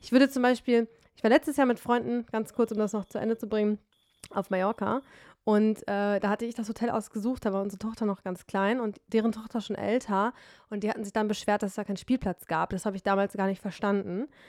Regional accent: Detmold, North Rhine-Westphalia, Germany; now in Berlin, Germany; in meiner Heimat Detmold

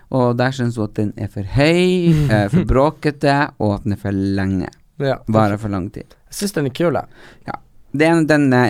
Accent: Hadeland, Innlandet, Norway; Jeg har sjøl vokst opp på Hadeland, og blir enda mer glad i hjemstedet mitt når den også kommer ut som LHBT-støttende.

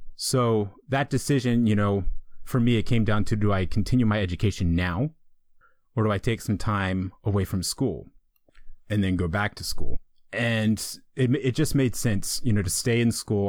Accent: East Coast, United States; moved away as an adult; also born or lived in Colorado; I'm from the East Coast. I lived in the East Coast my entire life.

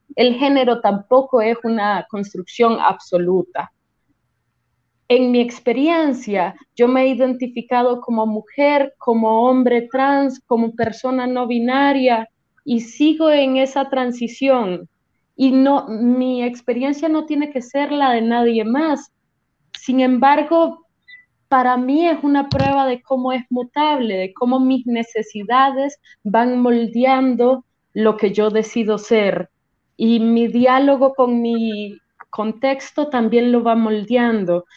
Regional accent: Caracas, Capital District, Venezuela; moved away as an adult; now in Costa Rica; Soy originaria de, de Venezuela, de Caracas, pero ya llevo unos tres años acá

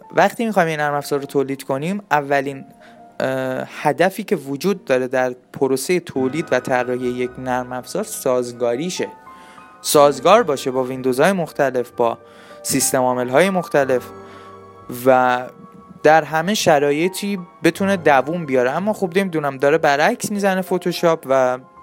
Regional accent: Iran; ما ایرانیم

